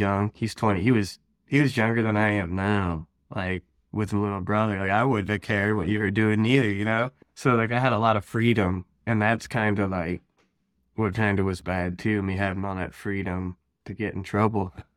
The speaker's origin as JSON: {"language": "English", "region": "Ohio", "country": "United States", "tie": "born or raised there", "said": "I'm from Ohio, born and raised out here."}